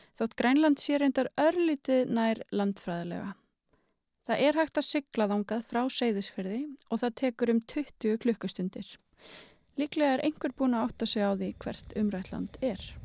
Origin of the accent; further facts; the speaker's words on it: Iceland; við Íslendingar